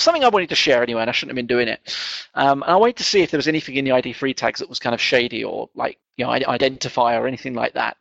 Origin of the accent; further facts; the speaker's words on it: England, United Kingdom; being English and kind of not quite middle class